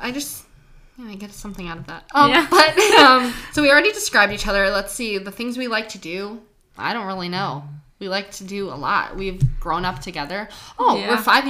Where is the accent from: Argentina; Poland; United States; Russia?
United States; Troy, Michigan; We grew up right in Troy.